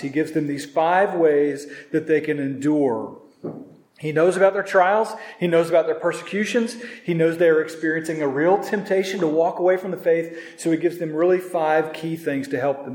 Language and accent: English; Norman, Oklahoma, United States; moved away; in Norman, in this 5K, one of my first 5Ks, going back to my hometown